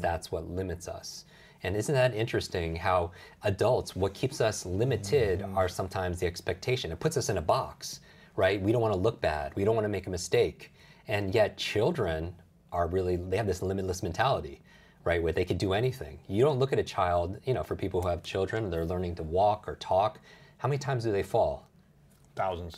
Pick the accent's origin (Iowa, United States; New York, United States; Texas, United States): New York, United States; Westchester; I grew up outside New York City yeah. in, in Westchester, New York